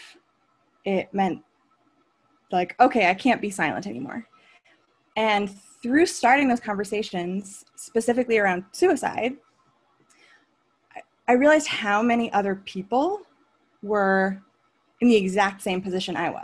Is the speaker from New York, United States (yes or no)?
no; Cape Cod, Massachusetts, United States; moved away as an adult; also born or lived in Chicago area; now in Chicago, United States; Cape Cod, if anyone knows where that is. That's where all my hometown people are